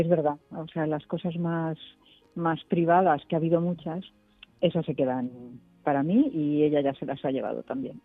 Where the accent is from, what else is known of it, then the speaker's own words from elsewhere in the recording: Galicia, Spain; yo que soy gallega